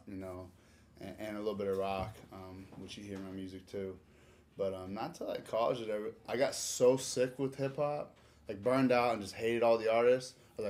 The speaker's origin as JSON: {"language": "English", "region": "Nebraska", "country": "United States", "tie": "born or raised there", "moved": "as an adult", "lives_now": "Orlando, United States", "said": "I was born in Nebraska. I moved to Orlando when I was 18"}